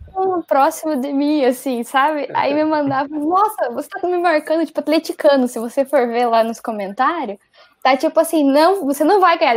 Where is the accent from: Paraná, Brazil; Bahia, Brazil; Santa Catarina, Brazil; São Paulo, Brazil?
Paraná, Brazil; Curitiba; eu sou de Curitiba